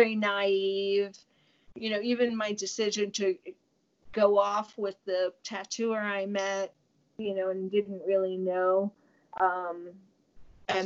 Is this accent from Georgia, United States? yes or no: no; New York, United States; moved away; I'm from New York